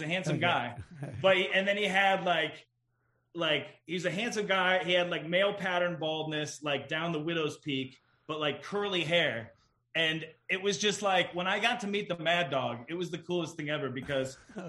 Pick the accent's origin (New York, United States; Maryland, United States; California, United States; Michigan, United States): Michigan, United States; Detroit; I am from Detroit.